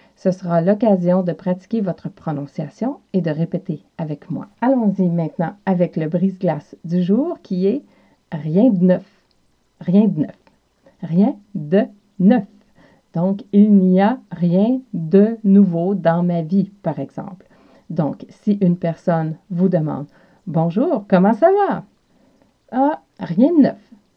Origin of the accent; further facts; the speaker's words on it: South Shore of Montreal, Quebec, Canada; accent: Quebec; j'ai l'accent de l'Amérique du Nord, plus spécifiquement du Québec et plus spécifiquement de la région de la rive sud de Montréal, d'où je suis originaire.